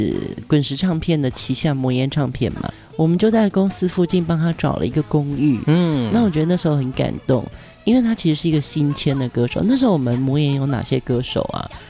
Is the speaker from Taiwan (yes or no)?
yes; Pingtung County, Taiwan; 我自己也是南部，我屏东人嘛